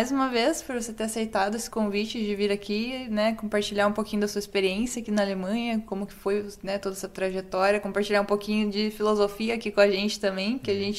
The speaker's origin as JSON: {"language": "Portuguese", "country": "Brazil", "lives_now": "Germany", "said": "como brasileiro, a gente é sempre muito, sei lá, acolhido, né?"}